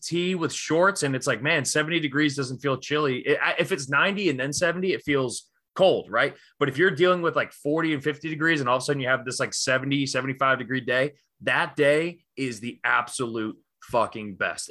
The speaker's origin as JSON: {"language": "English", "region": "Northeast", "country": "United States", "tie": "born or raised there", "said": "I grew up in the Northeast"}